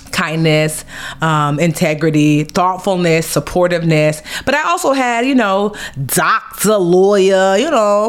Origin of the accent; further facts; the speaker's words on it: Nigeria; as a Nigerian girl with her master's and her bachelor's